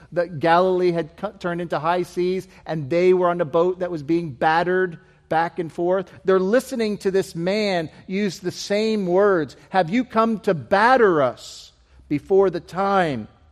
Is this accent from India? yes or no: no; United Kingdom; moved away; being British missionaries